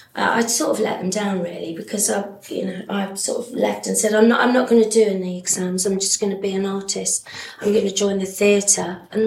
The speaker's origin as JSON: {"language": "English", "town": "Battersea", "region": "London", "country": "United Kingdom", "tie": "born or raised there", "said": "Yeah, I grew up on Windmill Road, which was opposite the Commons. So it was 15 minutes walk to CJ."}